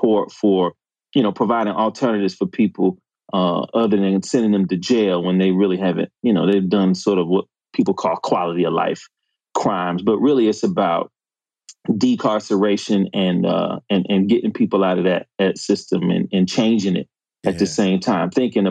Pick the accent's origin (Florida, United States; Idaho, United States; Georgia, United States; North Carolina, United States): Georgia, United States; Decatur; Born and raised in Decatur, where it's greater.